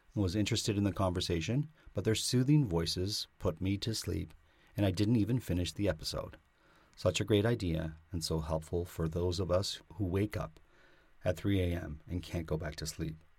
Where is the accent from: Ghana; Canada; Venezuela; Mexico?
Canada; I'm Canadian